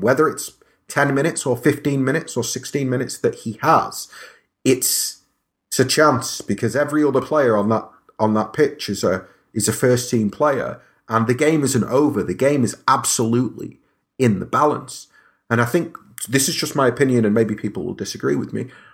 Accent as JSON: {"language": "English", "town": "Stockport", "region": "North West England", "country": "United Kingdom", "said": "I'm kinda from Stockport"}